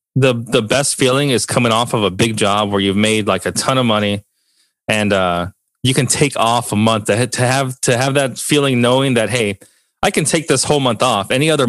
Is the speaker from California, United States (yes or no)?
yes; Long Beach, California, United States; Definitely was pretty fun growing up in Long Beach around that time.